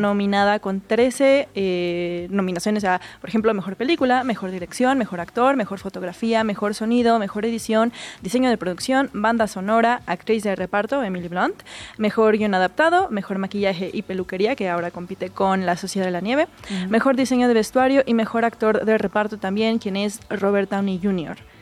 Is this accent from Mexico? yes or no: yes; Mexico; como latinos y como mexicanos